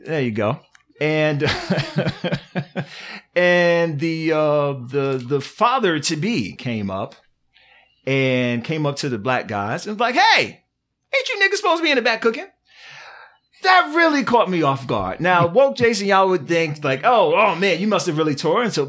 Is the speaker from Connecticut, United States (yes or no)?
no; Virginia, United States; moved away; I'm from Virginia